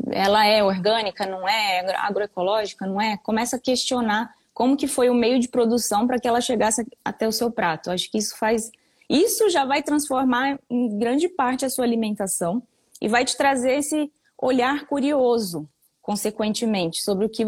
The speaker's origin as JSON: {"language": "Portuguese", "region": "Bahia", "country": "Brazil", "tie": "born or raised there", "also_born_or_lived": "Bauru", "said": "Eu sou de, eu nasci em Bauru, veja bem, nunca morei em Bauru. E aí de lá meu, eu, eu nasci, meus pais já moravam na Bahia. Aí voltei para Bahia, fiquei mudando"}